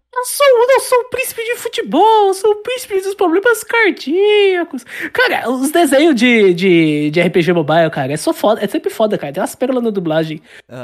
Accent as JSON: {"language": "Portuguese", "country": "Brazil", "said": "eu sou brasileiro"}